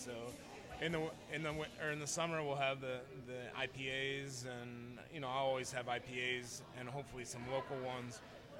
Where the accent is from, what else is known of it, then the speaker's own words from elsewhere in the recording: Pekin, Illinois, United States; moved away as an adult; also born or lived in Afghanistan / Kuwait; for the last 10 years, I've been overseas, Afghanistan and Kuwait, and I always have a love for my hometown, downtown. I have a vision of downtown Pekin, Illinois